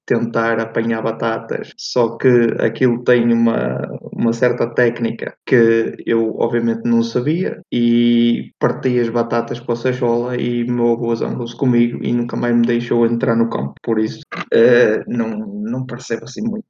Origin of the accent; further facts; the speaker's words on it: Ponte de Lima, Norte, Portugal; Eu sou de Ponte Lima